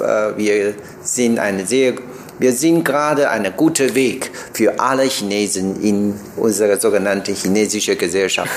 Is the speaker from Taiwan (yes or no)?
yes; Taiwan; German is a second language; moved away as an adult; ich komme aus Taiwan